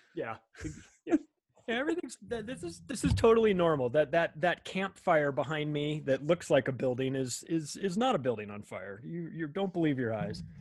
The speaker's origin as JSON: {"language": "English", "town": "Palm Springs", "region": "California", "country": "United States", "tie": "born or raised there", "also_born_or_lived": "Las Vegas, Nevada", "moved": "as an adult", "lives_now": "Denver, United States", "said": "I grew up in Palm Springs, California"}